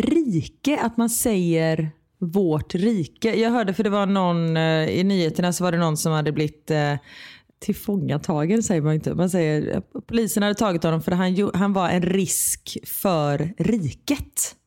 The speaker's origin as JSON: {"language": "Swedish", "country": "Sweden", "moved": "as an adult", "said": "Hemma i Sverige"}